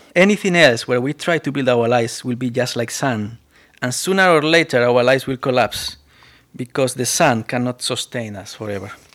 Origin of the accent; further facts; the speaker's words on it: Spain; accent: Spanish; English is a second language; moved away; my accent is still very Spanish accent